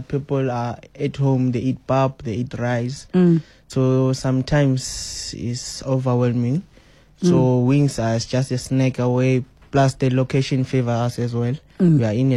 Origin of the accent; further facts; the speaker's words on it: Johannesburg, Gauteng, South Africa; I'm from Alexandra Township